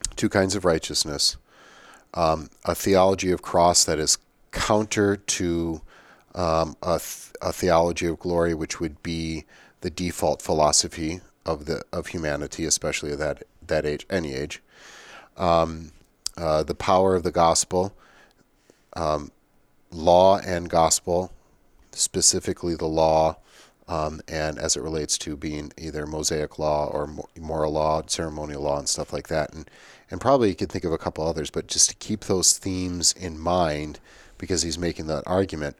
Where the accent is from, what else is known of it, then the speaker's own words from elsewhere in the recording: United States; as an American